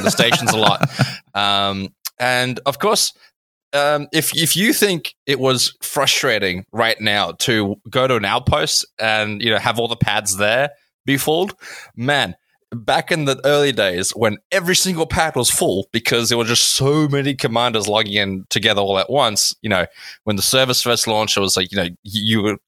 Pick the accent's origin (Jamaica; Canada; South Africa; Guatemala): South Africa; I grew up in South Africa next to the beach.